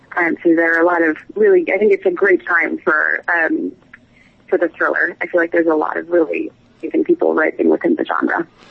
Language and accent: English; New England, United States; moved away as an adult; now in London, United Kingdom; I'm from New England originally, so I grew up in a small town